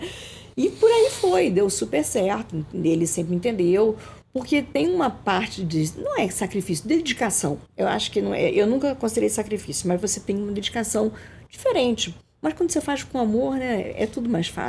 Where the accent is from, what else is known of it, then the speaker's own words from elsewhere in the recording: Rio de Janeiro, Brazil; eu sou carioca, carioquíssima, adoro Rio de Janeiro